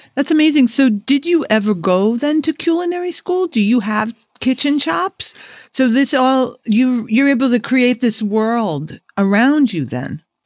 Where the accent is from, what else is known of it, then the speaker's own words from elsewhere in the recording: New York City, New York, United States; we're both kids from the Burroughs.